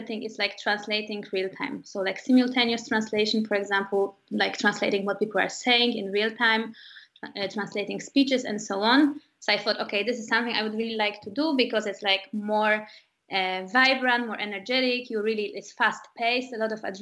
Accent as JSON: {"language": "English", "town": "Warsaw", "region": "Masovian Voivodeship", "country": "Poland", "also_born_or_lived": "Vienna, Austria", "moved": "as an adult", "lives_now": "Berlin, Germany", "said": "I'm Polish, and I've been working in Zalando since 2 years now. I'm originally from Warsaw"}